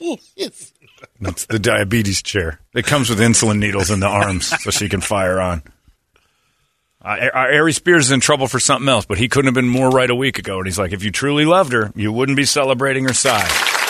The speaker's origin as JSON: {"language": "English", "town": "Cherry Hill", "region": "New Jersey", "country": "United States", "said": "I'm from Cherry Hill."}